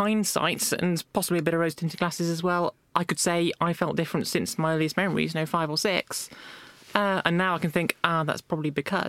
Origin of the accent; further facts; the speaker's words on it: Somerset, South West England, United Kingdom; I was born, grew up in Somerset.